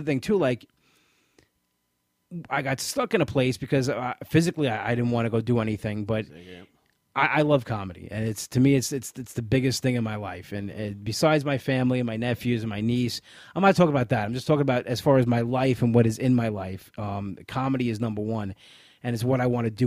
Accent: New York, United States; I'm a New Yorker

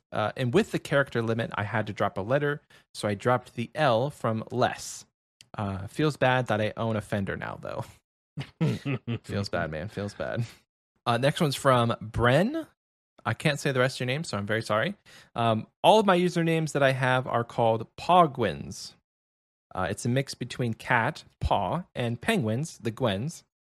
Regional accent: Milwaukee, Wisconsin, United States; I used to play basketball on a team called the Ballers, and I'm from uh, and I'm from Milwaukee.

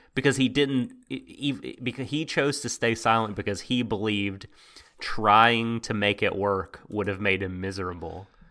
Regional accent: United States; I'm from America.

